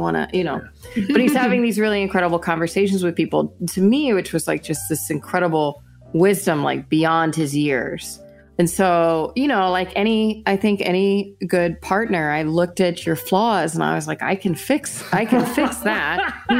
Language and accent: English; Houston, Texas, United States; I'm from Houston. My family is a working class family, inner city.